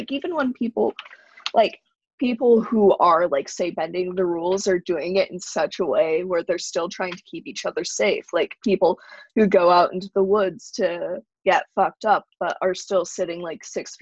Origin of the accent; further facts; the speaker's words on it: Salem, Massachusetts, United States; I'm from Salem, Massachusetts